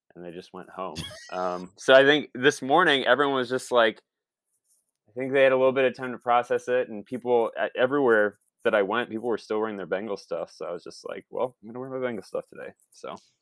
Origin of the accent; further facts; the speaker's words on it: Toledo, Ohio, United States; moved away as an adult; I'm from Toledo, Ohio. Uh, born and raised and spent the first, uh, twenty, twenty-two years of my life in the state of Ohio and then moved west from there.